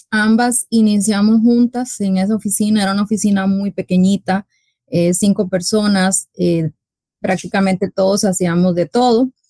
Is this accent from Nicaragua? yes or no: no; Costa Rica; moved away as an adult; now in Dominican Republic; Eh, yo soy costarricense